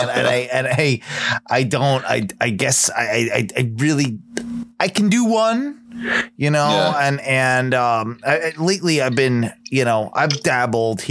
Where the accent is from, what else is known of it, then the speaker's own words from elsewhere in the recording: United Kingdom; now in United States; I'm British. We can drink, you know. Yeah. Like, it's part of our, you know, DNA, and I was raised in that.